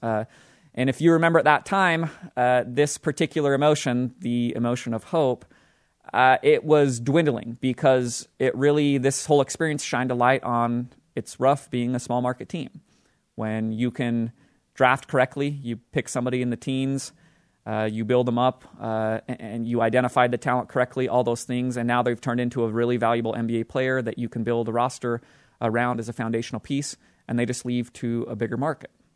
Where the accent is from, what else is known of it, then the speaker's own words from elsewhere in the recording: Utah, United States; the team that plays basketball in my home state, the Utah Jazz